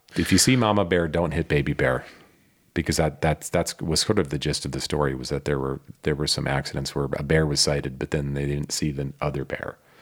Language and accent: English; Midwest, United States; now in Lake Tahoe, United States; growing up in the Midwest